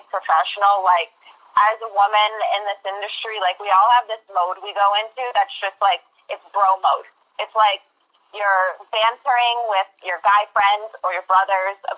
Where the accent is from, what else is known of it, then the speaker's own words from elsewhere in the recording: Western Massachusetts, United States; I grew up in Western Mass